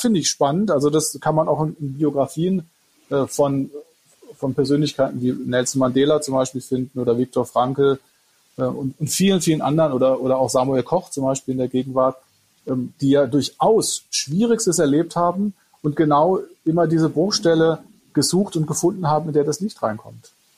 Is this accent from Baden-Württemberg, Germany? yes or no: yes; Freiburg, Baden-Württemberg, Germany; Ich bin aus Freiburg, ja.